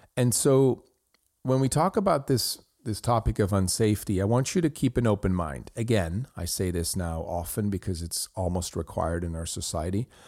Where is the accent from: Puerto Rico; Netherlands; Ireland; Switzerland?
Switzerland; I grew up in Switzerland